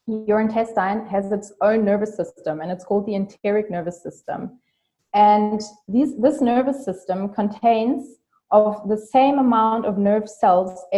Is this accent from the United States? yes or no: no; Germany; English is a second language; I'm from Germany